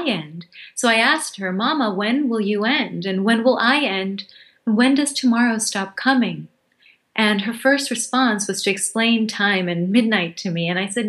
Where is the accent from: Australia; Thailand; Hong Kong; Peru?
Thailand; moved away; also born or lived in Bangladesh / Hawaii; I'm from Bangladesh. I was born there. We moved to Hawaii when I was 2, and then when I was 6, we moved to Thailand.